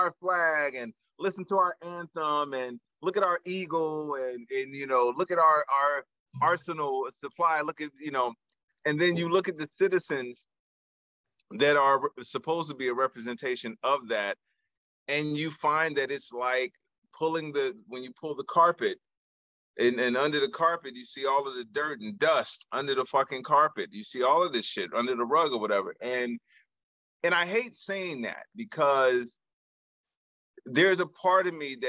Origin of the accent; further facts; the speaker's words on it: Chicago, Illinois, United States; moved away as an adult; growing up in Chicago, growing up in the small neighborhood